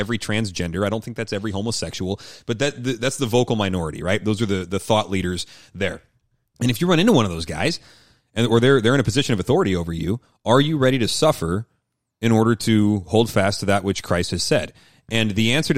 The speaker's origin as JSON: {"language": "English", "town": "Seattle", "region": "Washington", "country": "United States", "said": "I'm from Seattle"}